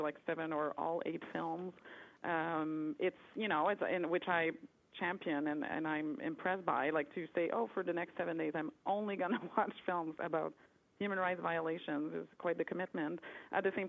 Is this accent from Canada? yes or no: yes; Quebec, Canada; I'm from Quebec, and we always saw a lot of movies with subtitles at a young age